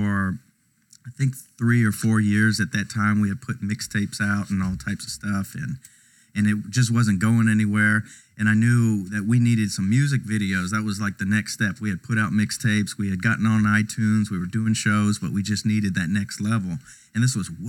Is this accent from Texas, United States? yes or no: yes; Houston, Texas, United States; also born or lived in Laredo, Texas; when I was young, about 2 or 3, we moved to Houston.